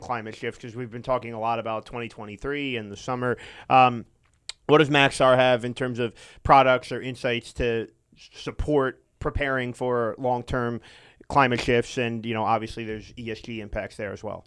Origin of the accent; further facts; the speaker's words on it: just outside of Philadelphia, Pennsylvania, United States; now in Houston, United States; I grew up just outside of Philadelphia